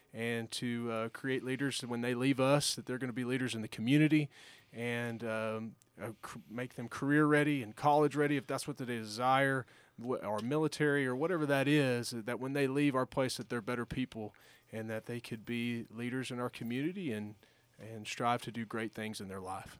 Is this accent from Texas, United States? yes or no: yes; Giddings, Texas, United States; now in Alpine, United States; growing up in Giddings, um, small town, rural community